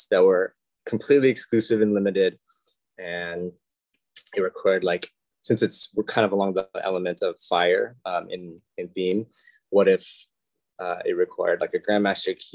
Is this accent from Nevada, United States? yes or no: yes; Las Vegas, Nevada, United States; moved away; I'm actually from Las Vegas originally